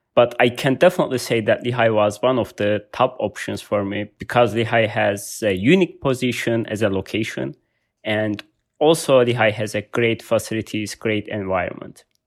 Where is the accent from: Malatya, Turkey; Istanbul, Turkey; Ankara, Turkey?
Malatya, Turkey; English is a second language; moved away as an adult; now in United States; I was born in Turkey. It's, I can say, uh, my city in the middle of Turkey, uh, called Malatya